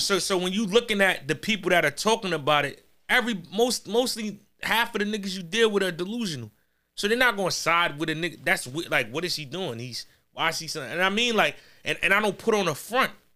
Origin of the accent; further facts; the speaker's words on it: New York, United States; I'm from New York, but we not in Corona.